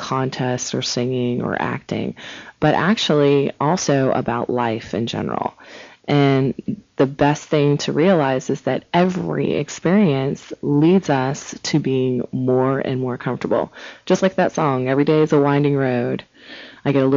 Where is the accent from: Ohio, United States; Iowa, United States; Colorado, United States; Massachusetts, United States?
Ohio, United States; Cincinnati; moved away; I'm from Ohio, from Cincinnati originally